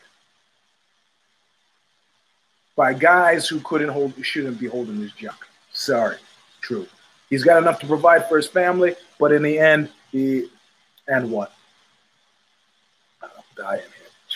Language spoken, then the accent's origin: English; New York City, New York, United States; an unreconstructed New Yorker